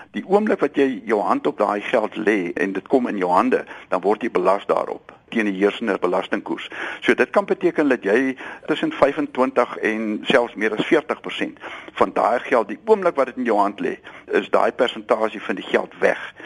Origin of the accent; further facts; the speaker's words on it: South Africa; ons as Suid-Afrikaners